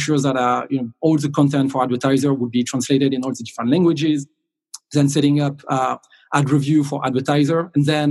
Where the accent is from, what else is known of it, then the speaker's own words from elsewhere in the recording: south of France, France; moved away as an adult; now in Dublin, Ireland; I'm originally from France. I grew up in the south of France where I did all my education. And I moved to Dublin in 2003